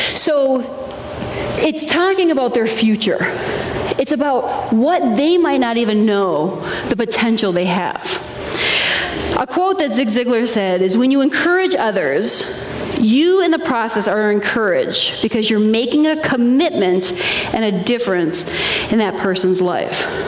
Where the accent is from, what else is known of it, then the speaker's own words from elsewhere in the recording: Minnesota, United States; I grew up in Minnesota